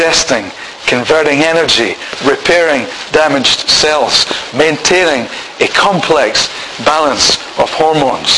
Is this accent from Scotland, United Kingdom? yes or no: yes; Scotland, United Kingdom; I'm married to Pam. I'm Scottish.